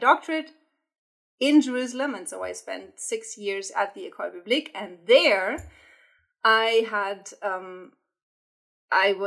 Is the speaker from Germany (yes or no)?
yes; Germany; accent: German; English is a second language; moved away as an adult; now in United States; I'm from Germany, as you will pick up from my accent. I was born and brought up in Germany